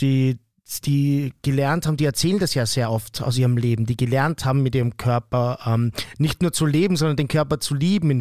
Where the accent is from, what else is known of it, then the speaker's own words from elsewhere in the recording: Vienna, Austria; bei uns in Wien